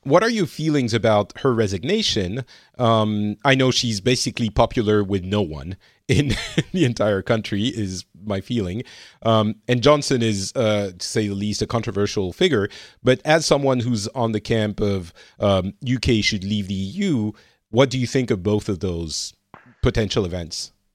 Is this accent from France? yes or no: yes; France; now in Finland; I'm From France, originally, I, uh, currently am residing in Finland